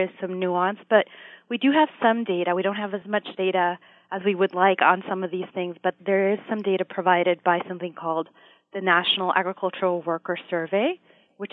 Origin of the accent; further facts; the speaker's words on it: Puerto Rico; now in United States; I am originally from Puerto Rico